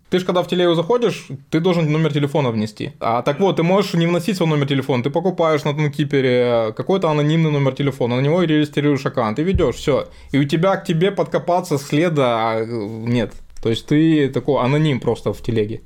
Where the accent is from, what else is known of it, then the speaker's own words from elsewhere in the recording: Ukraine; я сам из Украины